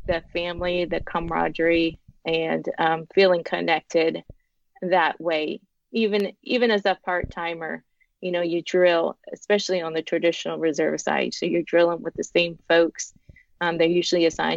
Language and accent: English; Walla Walla, Washington, United States; moved away as an adult; I am from Walla Walla, Washington